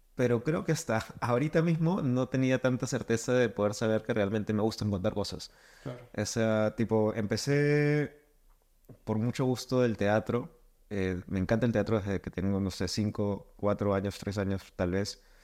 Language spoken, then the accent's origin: Spanish; Lima, Peru; soy de Lima